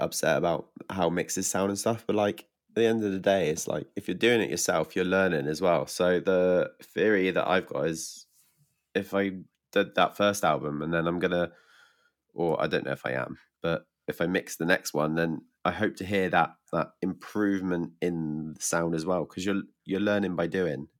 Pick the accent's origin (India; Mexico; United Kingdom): United Kingdom; England; from England